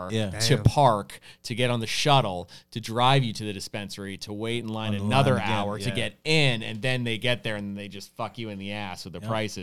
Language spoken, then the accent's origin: English; Massachusetts, United States; I'm from Massachusetts as well.